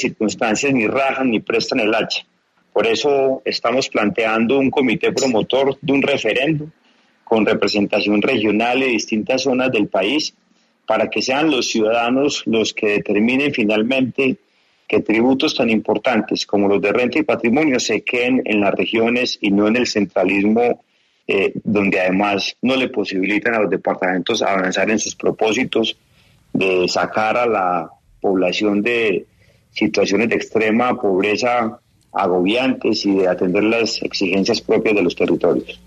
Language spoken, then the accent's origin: Spanish; Antioquia, Colombia; aquí en mi tierra